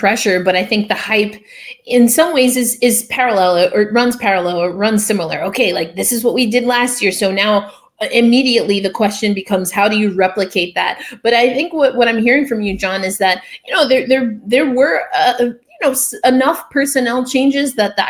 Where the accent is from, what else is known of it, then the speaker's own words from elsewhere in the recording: New York, United States; I'm a New Yorker. So, of course, I keep kind of finger on the pulse of what the Rangers, even the Devils and the Islanders are doing, just because I've grown up hearing, you know, hearing those names and those franchises.